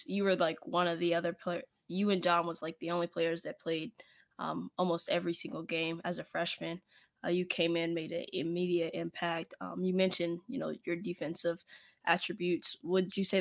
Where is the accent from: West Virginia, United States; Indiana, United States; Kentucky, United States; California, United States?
West Virginia, United States; Charleston; I'm from Charleston